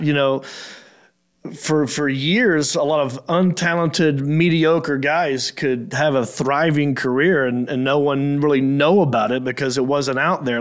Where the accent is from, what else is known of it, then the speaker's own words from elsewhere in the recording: Hickory, North Carolina, United States; also born or lived in Raleigh, North Carolina / Los Angeles, California; I grew up in Hickory, North Carolina, which is like three hours from Raleigh.